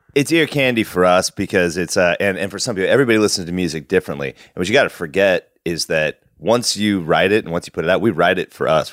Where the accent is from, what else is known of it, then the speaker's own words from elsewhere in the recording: Wasilla, Alaska, United States; now in Portland, United States; growing up in Wasilla